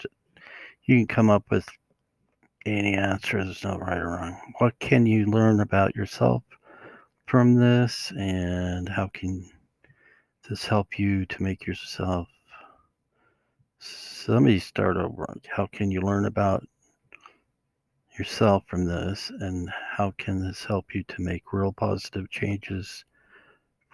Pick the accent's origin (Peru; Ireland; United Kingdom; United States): United States; Utah; I'm from Utah